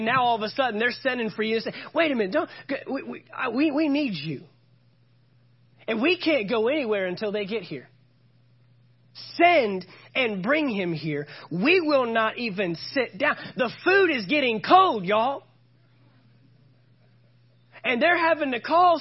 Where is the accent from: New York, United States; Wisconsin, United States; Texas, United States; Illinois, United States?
Texas, United States; Fort Worth; also born or lived in Oklahoma; I'm from the Fort Worth, Texas area